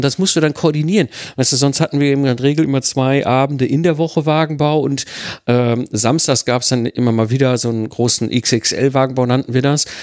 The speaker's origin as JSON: {"language": "German", "area": "Ruhr area", "region": "North Rhine-Westphalia", "country": "Germany", "moved": "yes", "lives_now": "Rheidt, Germany", "said": "ich kenne keinen Karneval, ich komme aus dem Ruhrpott, da hatten wir keinen Karneval"}